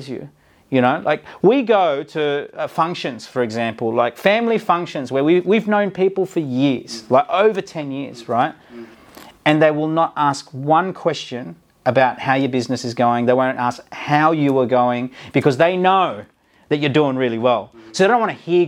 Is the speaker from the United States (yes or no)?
no; Malaysia; now in Australia; back in my home country, Malaysia